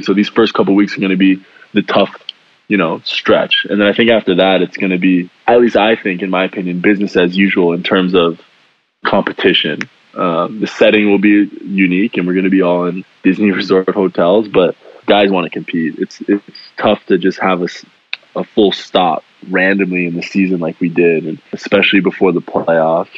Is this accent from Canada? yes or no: yes; Canada; moved away; I'm Canadian